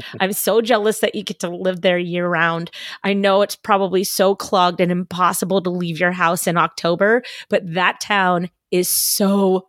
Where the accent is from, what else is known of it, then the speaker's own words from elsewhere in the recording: Salem, Massachusetts, United States; Anyway, I'm from Boston. Well, Salem, the witch city.